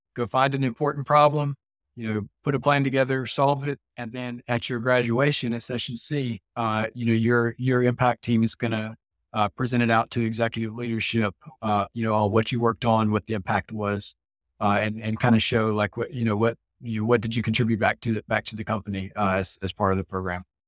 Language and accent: English; Mississippi, United States; I'm from born and raised in Mississippi